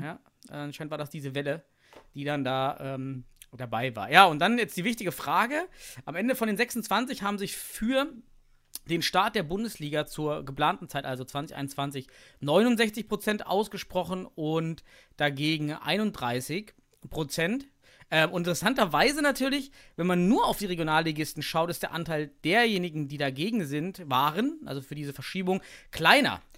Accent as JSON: {"language": "German", "region": "East Germany", "country": "Germany", "said": "ich komme aus dem Osten"}